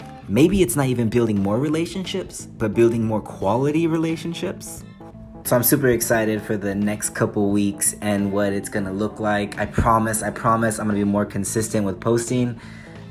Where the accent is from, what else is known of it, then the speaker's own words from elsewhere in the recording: United States; moved away as an adult; now in England; I'm the American